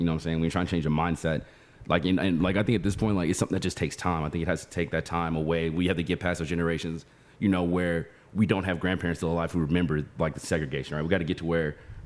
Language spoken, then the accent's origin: English; Dallas, Texas, United States; We're both technically from Dallas